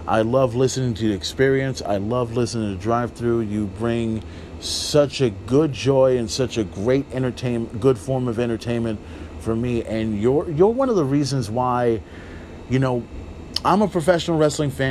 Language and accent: English; Corpus Christi, Texas, United States; I'm from Texas. You know, I'm from Corpus Christi, Texas.